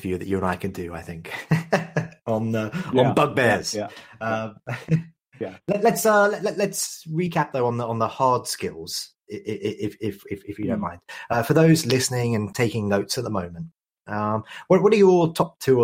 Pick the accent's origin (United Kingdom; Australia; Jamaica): United Kingdom; accent: British; now in Canada; although you and I have British accents, I'm proud to say that I'm actually a Canadian